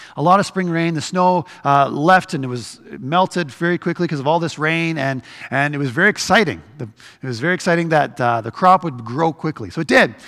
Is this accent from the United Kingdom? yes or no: no; Canada; we're Canadian